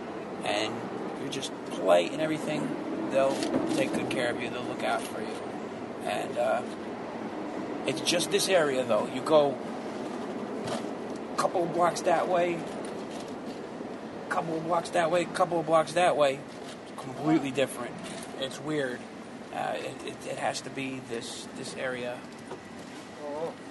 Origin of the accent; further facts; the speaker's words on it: Paramus, New Jersey, United States; moved away as an adult; now in New York, United States; I'm originally from Jersey